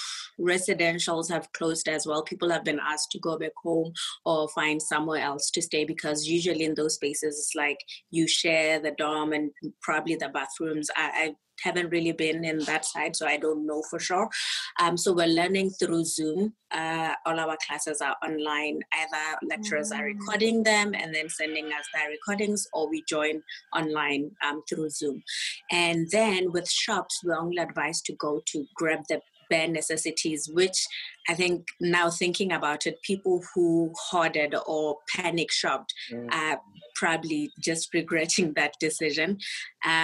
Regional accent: Botswana; moved away; I'm actually not from SA. I'm from Botswana

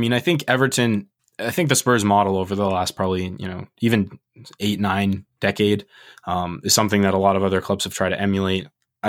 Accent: Maine, United States; I'm from Maine.

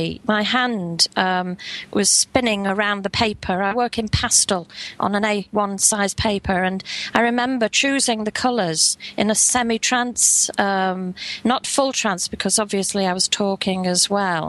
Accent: Liverpool, North West England, United Kingdom; Yes, I'm from Liverpool, and born and bred in Liverpool

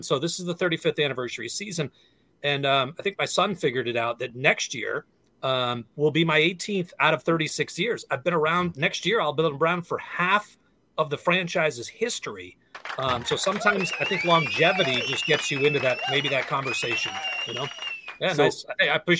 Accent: Western Massachusetts, United States; moved away as an adult; also born or lived in upstate New York / San Diego / Seattle; I grew up in Western Massachusetts, so I grew up 3 hours away from Boston

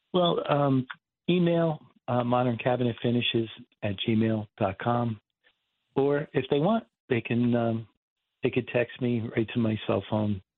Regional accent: Martinsville, New Jersey, United States; I grew up in Martinsville, and which is part of Bridgewater

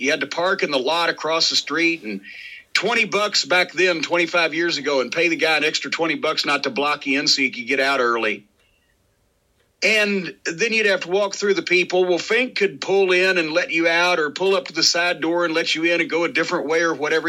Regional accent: the South, United States; I was from the South

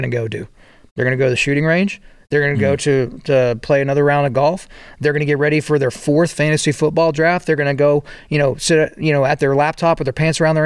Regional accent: Oklahoma, United States; I grew up in Oklahoma

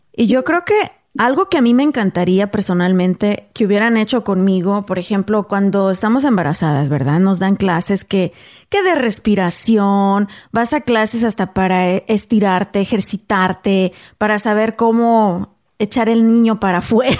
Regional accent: Guanajuato, Mexico; originaria de Guanajuato, México

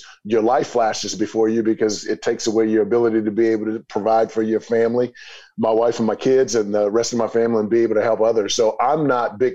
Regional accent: East St. Louis, Illinois, United States; I'm from East St. Louis, Illinois, so, and grew up in poverty

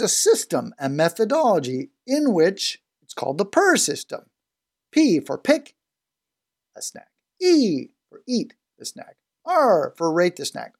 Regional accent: Canada; as a Canadian

